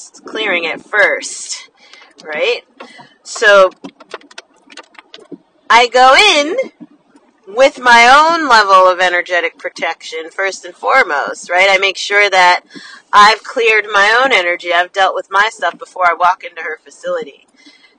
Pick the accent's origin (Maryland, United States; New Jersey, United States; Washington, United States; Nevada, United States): New Jersey, United States; I'm from New Jersey, so when we say the city, that means New York City